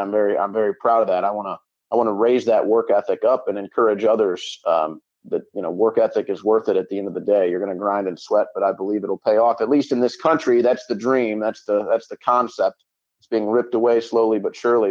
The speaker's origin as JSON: {"language": "English", "town": "St. Louis", "region": "Missouri", "country": "United States", "tie": "born or raised there", "said": "I grew up in St. Louis, Missouri."}